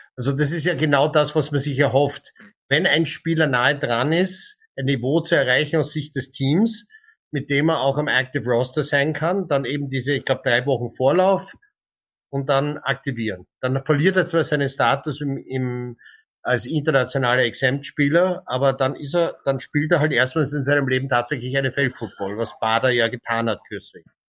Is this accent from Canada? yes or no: yes; Canada; moved away; als gebürtiger Kanadier